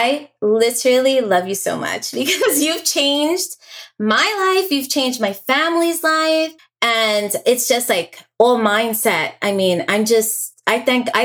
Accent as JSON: {"language": "English", "region": "New York", "country": "United States", "tie": "born or raised there", "also_born_or_lived": "Staten Island, New York", "moved": "as an adult", "lives_now": "Florida, United States", "said": "I'm a New York native. I was born and raised in New York."}